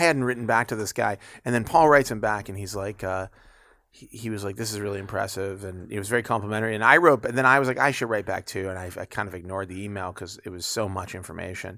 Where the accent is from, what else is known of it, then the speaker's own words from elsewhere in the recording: United States; I'm an American